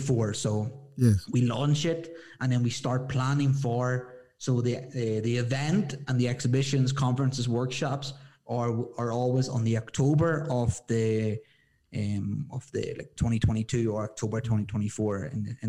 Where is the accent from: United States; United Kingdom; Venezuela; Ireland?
Ireland; moved away as an adult; now in Ecuador; I'm like an Irish boy